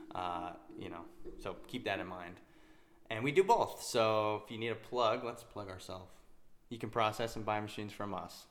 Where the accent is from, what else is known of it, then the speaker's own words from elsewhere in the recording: Utah, United States; I'm from Utah which is where we currently live.